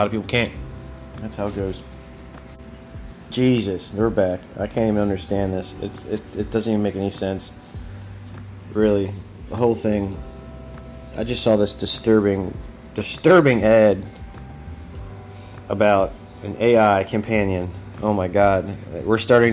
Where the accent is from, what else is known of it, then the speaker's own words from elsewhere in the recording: United States; I'm an American. I've been an American all my life.